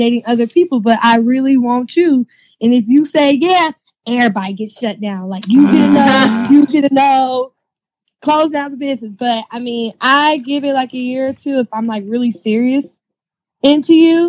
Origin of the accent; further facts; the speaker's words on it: Milwaukee, Wisconsin, United States; now in Florida, United States; I'm from Milwaukee